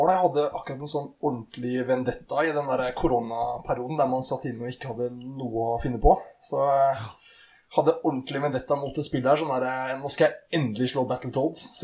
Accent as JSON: {"language": "Norwegian", "town": "Eidsvoll", "region": "Akershus", "country": "Norway", "said": "Eidsvoll. Det er meg."}